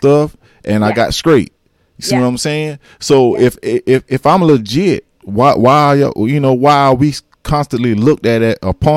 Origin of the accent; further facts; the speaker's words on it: South Carolina, United States; I'm a South Carolinian